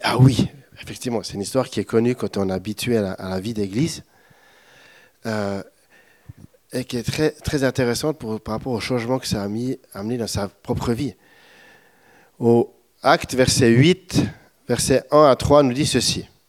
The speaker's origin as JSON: {"language": "French", "country": "Switzerland", "moved": "yes", "said": "Je suis un bon Suisse"}